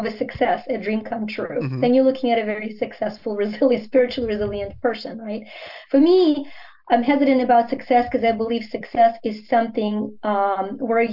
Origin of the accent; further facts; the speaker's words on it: Ukraine; first language Ukrainian; English is a second language; now in United States; growing up in the Soviet Union